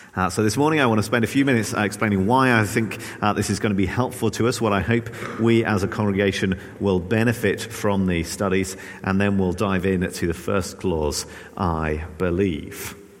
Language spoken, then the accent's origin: English; England, United Kingdom; moved away; as a good Anglican growing up in the Church of England, I grew up reciting the Apostles' Creed most weeks